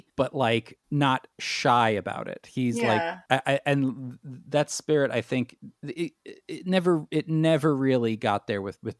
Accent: New York City, New York, United States; as a young boy growing up in New York City

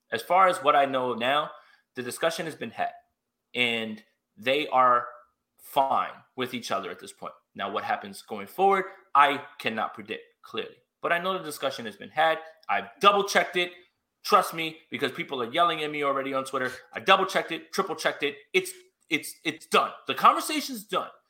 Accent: New York, United States; I'm from New York

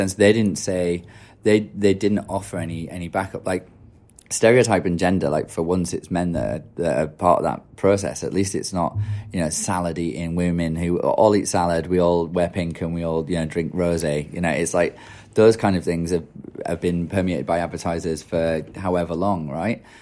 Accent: Yorkshire and the Humber, United Kingdom; I'm from Yorkshire and it's pretty cynical

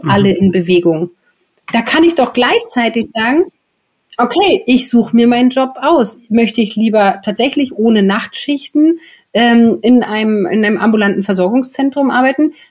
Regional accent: Berlin, Germany; ich komme ja auch aus Berlin, wir brauchen hier in Berlin Pankow

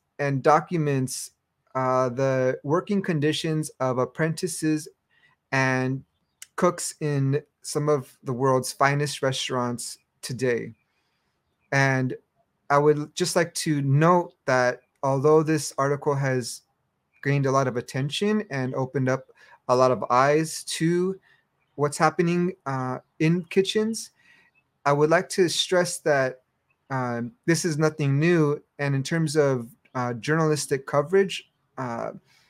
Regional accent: Los Angeles, California, United States; I grew up in Los Angeles, in between Los Angeles and Baja California

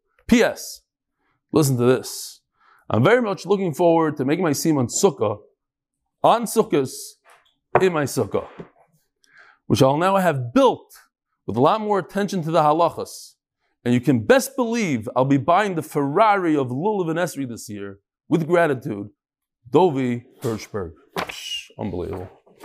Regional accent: Los Angeles, California, United States; I grew up here in the La Brea area of Los Angeles, and I'm sober 3.5 years now.

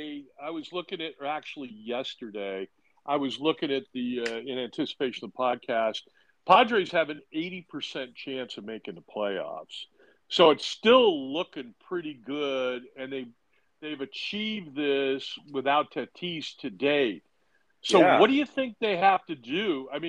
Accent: Southern California, United States; growing up in Southern California

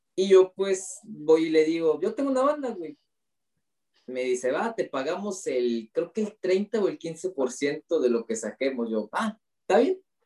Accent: Mexico; como buenos mexicanos

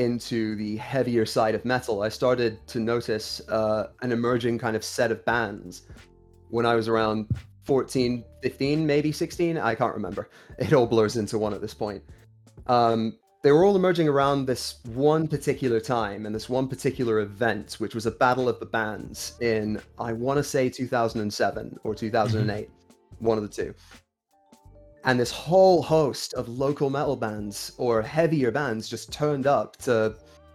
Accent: Kuwait; moved away as an adult; now in United Kingdom; Born and raised in Kuwait, lived there 19 years, moved here in 2011, here being the UK

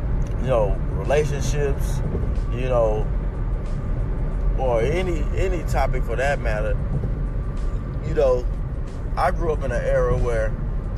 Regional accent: United States; I'm American

